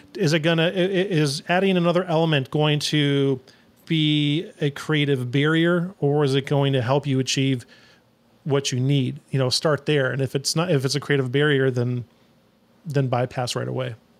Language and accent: English; Phoenix, Arizona, United States; also born or lived in New York; now in Austin, United States; I'm originally from New York, but I grew up in Phoenix